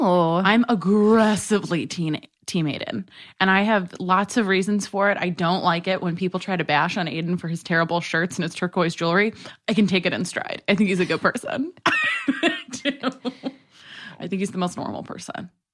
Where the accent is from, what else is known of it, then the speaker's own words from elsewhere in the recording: New York City, New York, United States; moved away; I grew up in New York City